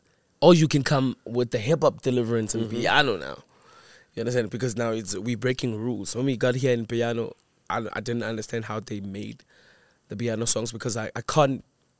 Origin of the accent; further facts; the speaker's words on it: Daveyton, Gauteng, South Africa; we were a group of homies in Davidson. I grew up in Davidson.